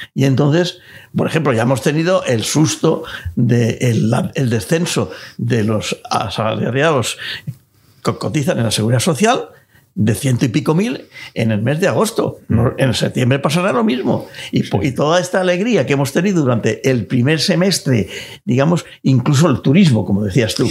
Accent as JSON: {"language": "Spanish", "country": "Spain", "said": "los pequeños ahorradores que somos todos los españoles"}